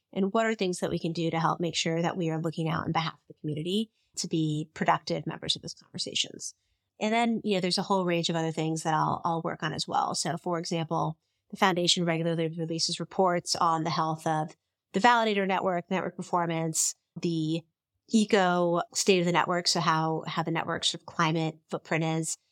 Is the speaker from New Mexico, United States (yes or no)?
no; Bay Area, California, United States; I grew up in the Bay Area.